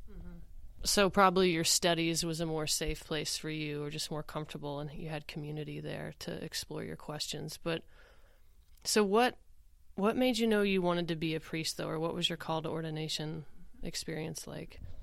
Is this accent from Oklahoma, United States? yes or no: yes; Oklahoma, United States; I grew up in the Methodist Church here in Oklahoma